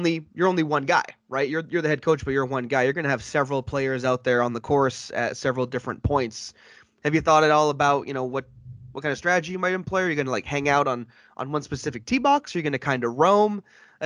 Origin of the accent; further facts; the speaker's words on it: New England, United States; growing up in New England my whole life